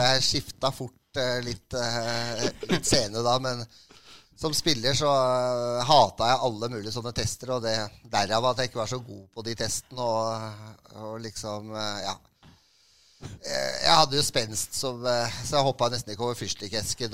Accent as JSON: {"language": "Norwegian", "region": "Oslo", "country": "Norway", "said": "jeg er fra Romsås. Uh, så det er eh, fra en drabantby i Oslo"}